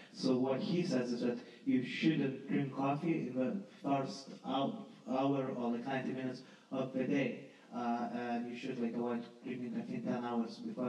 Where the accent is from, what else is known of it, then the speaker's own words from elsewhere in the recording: Lithuania; moved away as an adult; now in London, United Kingdom; I'm not from London, I'm from Lithuania